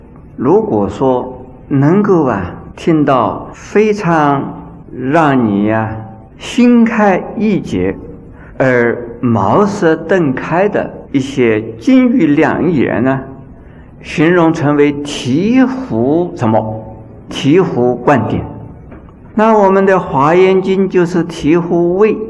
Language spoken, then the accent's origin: Chinese; China; 那这个五种啊，在我们中国人很少吃牛奶的